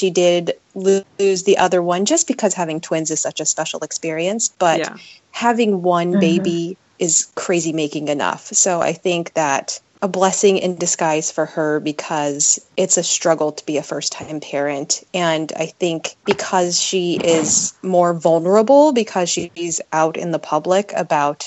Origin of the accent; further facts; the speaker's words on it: Las Vegas, Nevada, United States; moved away as an adult; now in Seattle, United States; I was born and raised in Las Vegas. I moved here to go to college.